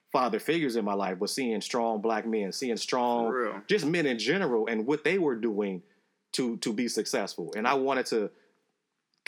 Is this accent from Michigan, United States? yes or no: no; Chicago, Illinois, United States; growing up in Chicago, you know, no father around